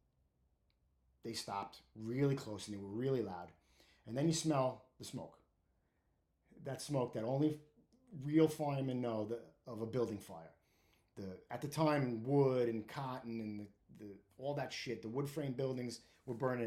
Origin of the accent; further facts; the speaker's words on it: New York City, New York, United States; I grew up in Brooklyn. I grew up on 8th Avenue between Windsor Place and Prospect Avenue in Park Slope / Windsor Terrace